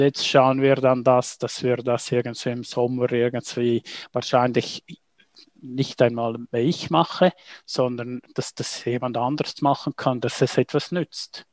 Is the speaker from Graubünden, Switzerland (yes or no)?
yes; St. Moritz, Graubünden, Switzerland; aufgewachsen in St. Moritz